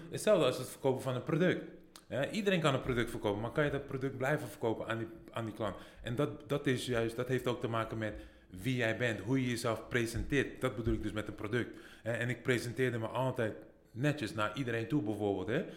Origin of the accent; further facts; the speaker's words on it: Netherlands; moved away as an adult; also born or lived in United States; ik kom uit Nederland